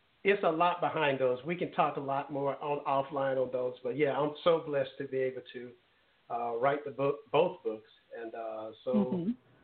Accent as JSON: {"language": "English", "region": "Alabama", "country": "United States", "tie": "born or raised there", "said": "Mobile, Alabama, my home state"}